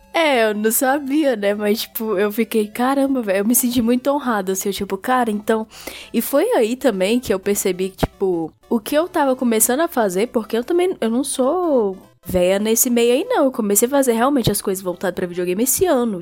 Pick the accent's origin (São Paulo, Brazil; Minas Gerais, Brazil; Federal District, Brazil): Federal District, Brazil; Brasília; Eu sou aqui de Brasília